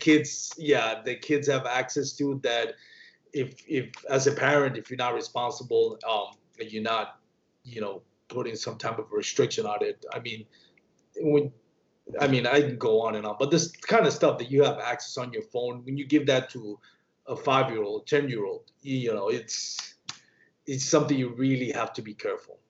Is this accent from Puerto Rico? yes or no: yes; Puerto Rico; I grew up in Puerto Rico.